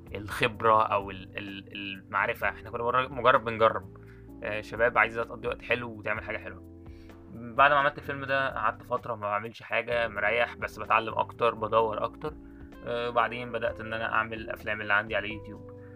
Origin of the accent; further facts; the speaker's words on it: Egypt; ان انا مصري